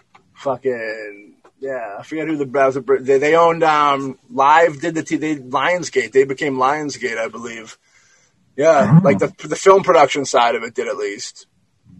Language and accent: English; Massachusetts, United States; I'm from Massachusetts. I'm East Coast guy.